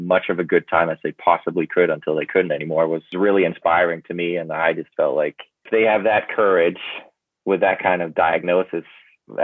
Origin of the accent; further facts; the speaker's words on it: Denmark; moved away as an adult; also born or lived in London, United Kingdom; now in Vancouver, Canada; I grew up in Denmark, actually